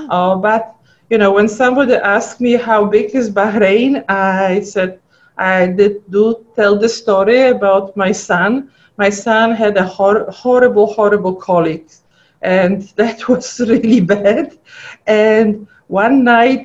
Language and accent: English; Poland; accent: funny accent; English is a second language; moved away as an adult; also born or lived in Cleveland / Detroit / Houston; now in United States; I was born in Poland. I grew up in Poland. I went to medical school in Poland. And as a matter of fact, when I came here, I didn't speak any English at all.